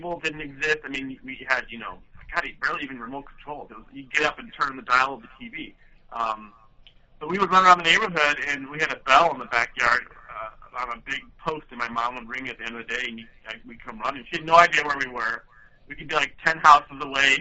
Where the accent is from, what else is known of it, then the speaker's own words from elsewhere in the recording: Webster Groves, Missouri, United States; now in Chicago, United States; I'm originally from St. Louis. I grew up in Webster Groves, a nice community, straight west of the city, about 20 minutes.